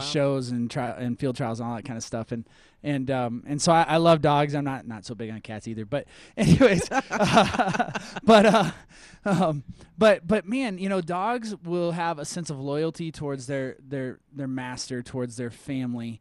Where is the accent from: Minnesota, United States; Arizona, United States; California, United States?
Minnesota, United States; now in Colorado, United States; I'm from Minnesota